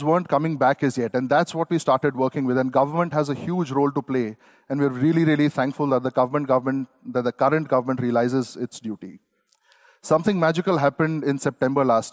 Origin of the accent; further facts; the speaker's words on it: Singapore; also born or lived in India; I'm from Singapore